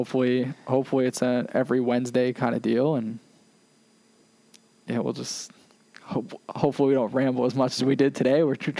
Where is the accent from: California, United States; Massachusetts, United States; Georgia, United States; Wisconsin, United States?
Massachusetts, United States; Worcester; I'm from Worcester